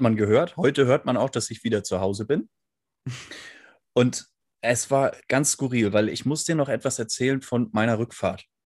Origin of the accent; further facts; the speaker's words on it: Northern Germany, Germany; also born or lived in Hamburg; als Norddeutscher